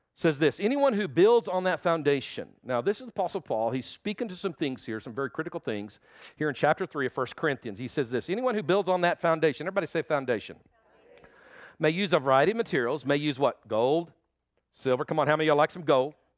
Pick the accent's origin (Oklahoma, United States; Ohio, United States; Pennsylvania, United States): Oklahoma, United States; also born or lived in Texas Panhandle; I've lived in Oklahoma all my life